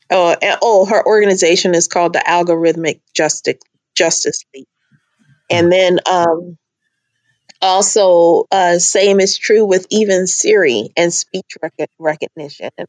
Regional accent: Charleston, South Carolina, United States; also born or lived in Nigeria / Minnesota; Carolina Charleston area, but then I lived in Nigeria and Minnesota, and so I I just have a version of my accent is is unusual, I guess

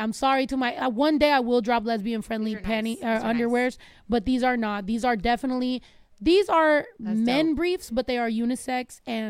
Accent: United States; born there; I've always felt like that is home for me. Even though I was born in the United States, but both my parents are from Mexico.

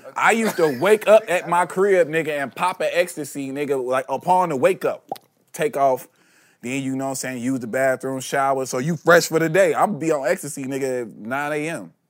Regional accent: Chicago, Illinois, United States; moved away; also born or lived in Los Angeles; I'm from Chicago. I'm not even from L A.

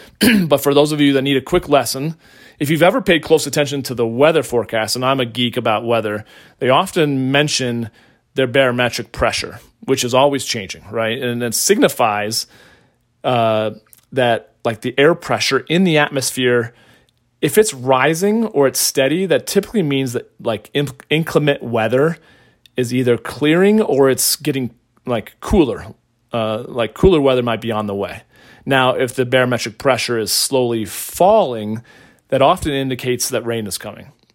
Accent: Colorado, United States; right here in my home state of Colorado

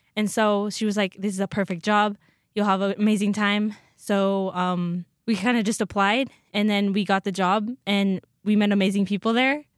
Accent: Oroville, Washington, United States; now in Rexburg, United States; I'm from Orville, Washington. It's North Central

